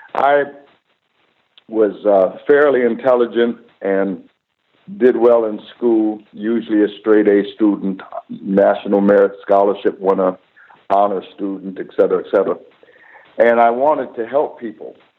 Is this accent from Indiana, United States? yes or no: no; Cleveland, Ohio, United States; moved away; also born or lived in Pasadena; I grew up in, in the 50s and then in the 60s uh, in Cleveland